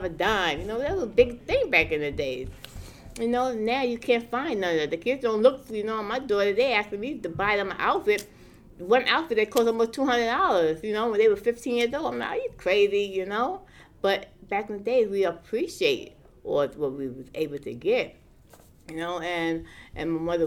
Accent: New York City, New York, United States; I grew up in Brownville

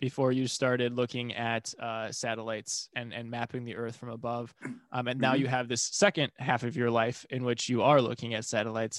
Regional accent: Midwest, United States; also born or lived in Taiwan; I'm from the Midwest and we have tornadoes

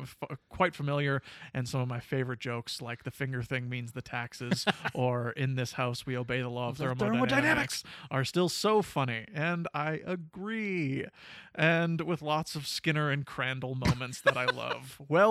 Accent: England, United Kingdom; I'm English, so I don't really have any skin in the game

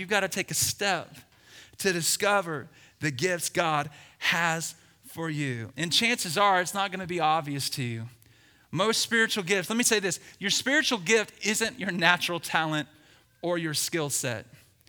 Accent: the South, United States; I say sang, not sing, because I'm from the South.

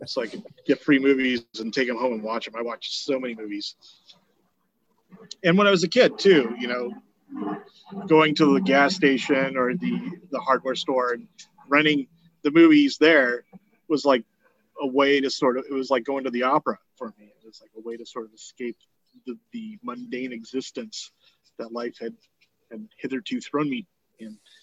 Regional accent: Eugene, Oregon, United States; also born or lived in Springfield, Oregon; I grew up primarily in Eugene, which is not a small city.

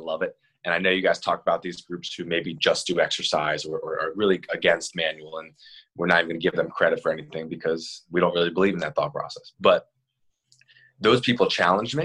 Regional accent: Maryland, United States; I'm from Maryland

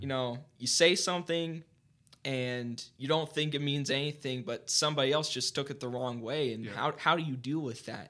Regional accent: Mount Vernon, Ohio, United States; I was born and raised in Mount Vernon my entire mm-hmm. life, Mount Vernon, Ohio.

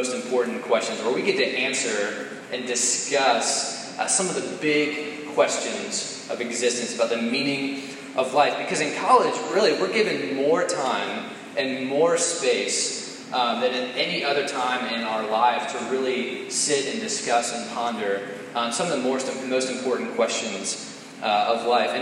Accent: Damascus, Maryland, United States; I'm originally from Montgomery County, Maryland

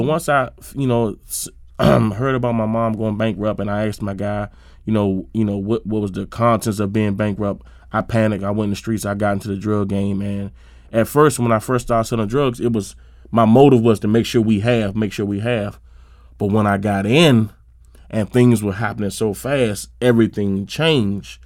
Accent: Suitland, Maryland, United States; I grew up in Suitland, Maryland, um, right off uh, Shady Side Avenue and Suitland Road.

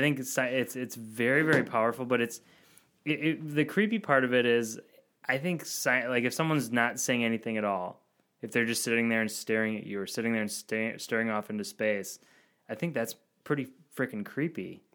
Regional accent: Verona, Wisconsin, United States; born and raised near Verona, Wisconsin, where the beer is from

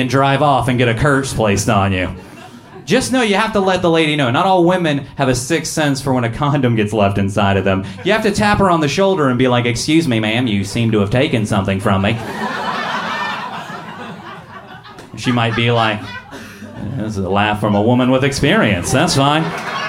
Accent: Seattle, Washington, United States; also born or lived in Georgia; I'm originally from Seattle right now. I moved there by way of Georgia.

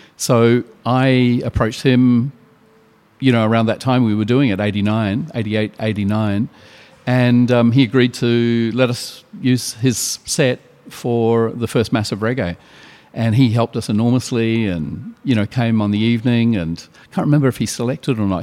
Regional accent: New Zealand; now in Sydney, Australia; near my hometown

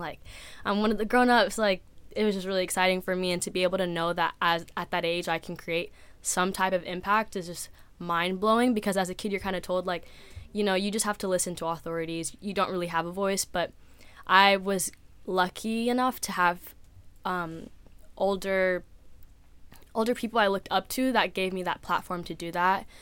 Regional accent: San Diego, California, United States; I'm from San Diego, California

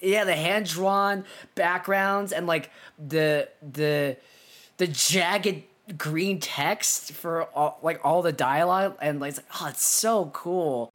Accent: United States; we're both American

